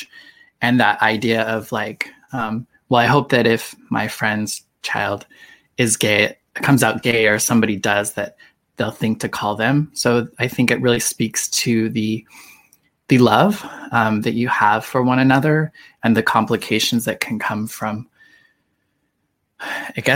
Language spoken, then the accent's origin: English; Idaho, United States; growing up in Idaho